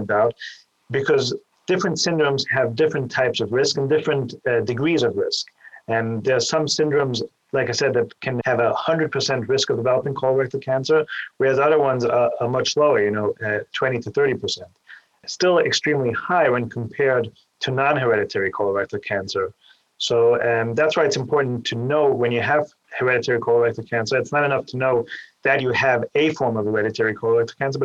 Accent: Vienna, Austria; moved away as an adult; also born or lived in New York City, United States; now in Cleveland, United States; I'm originally from Vienna, Austria, and I came here to the Cleveland Clinic after doing my general surgery training in New York

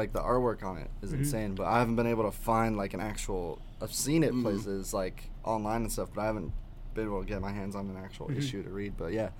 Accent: Columbus, Ohio, United States; We're both from Columbus, Ohio.

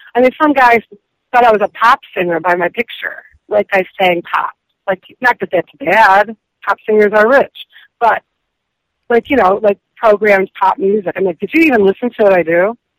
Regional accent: Detroit, Michigan, United States; growing up in Detroit

